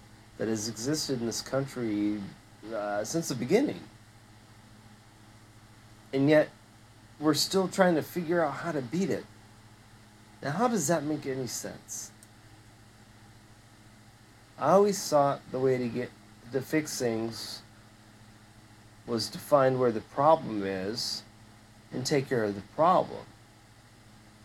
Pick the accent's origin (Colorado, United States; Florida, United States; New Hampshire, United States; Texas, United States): Florida, United States; the South; growing up in the South